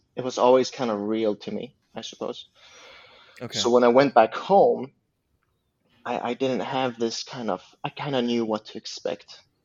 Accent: Uppsala, Uppsala County, Sweden; English is a second language; now in Stockholm, Sweden; I come from Uppsala, and I'm the youngest of six.

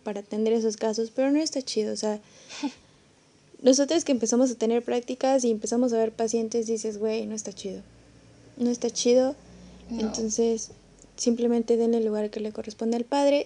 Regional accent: San Luis Potosí, Mexico; yo que soy de San Luis Potosí

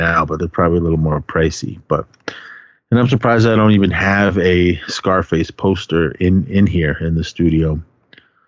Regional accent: Oakland, California, United States; growing up in Oakland

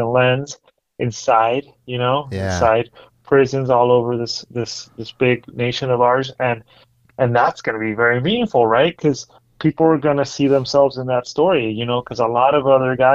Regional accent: Mexico City, Mexico; also born or lived in Merced, California; now in Central Valley, United States; my hometown, Mexico City

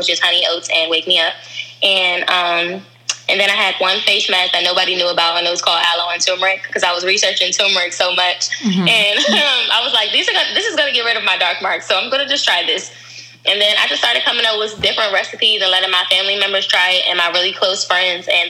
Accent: DMV, United States; also born or lived in Virginia / Upper Marlboro, Maryland / Washington, D.C.; I am from the whole DMV. I say that because I went to school in Virginia and Maryland, but majority of my family is from D.C., so it pretty much feels like I'm from everywhere.

